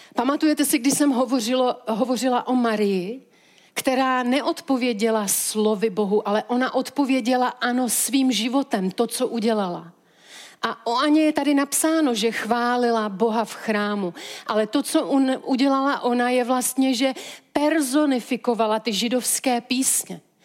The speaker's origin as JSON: {"language": "Czech", "country": "Czechia", "said": "my jako Češi"}